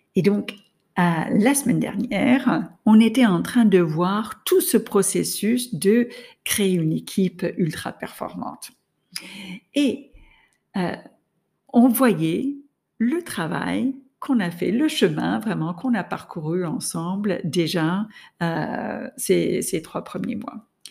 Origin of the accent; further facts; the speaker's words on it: United States; now in France; je suis américaine, j'étais en France, ma famille était aux États-Unis